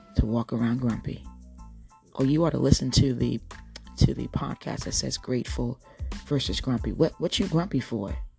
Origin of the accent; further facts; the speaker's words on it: Cape May County, New Jersey, United States; moved away; I grew up in Cape May County